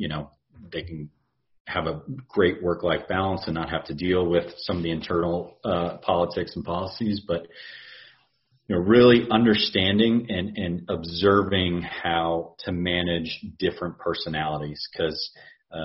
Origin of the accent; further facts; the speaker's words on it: Houston, Texas, United States; moved away as an adult; also born or lived in Charleston; my hometown